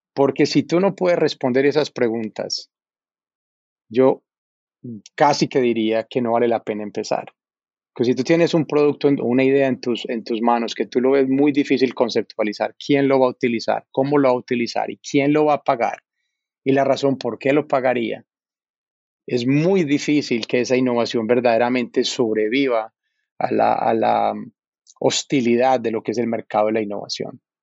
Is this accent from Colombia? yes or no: yes; Medellín, Antioquia, Colombia; moved away as an adult; also born or lived in New York; now in United States; yo nací en, en Medellín, eh, soy colombiano